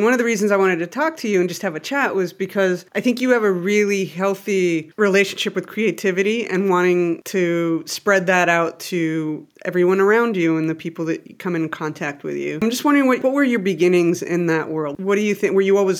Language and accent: English; Mexico; So I'm the youngest of six. I don't know if you remember that. And I grew up in Mexico and the whole family was on a vacation in Acapulco.